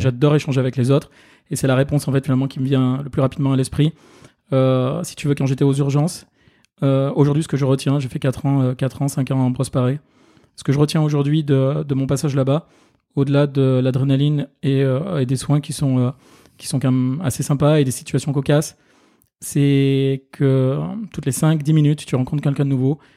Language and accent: French; Ardèche, Auvergne-Rhône-Alpes, France; moved away as an adult; now in Paris, France; je suis originaire d'Ardèche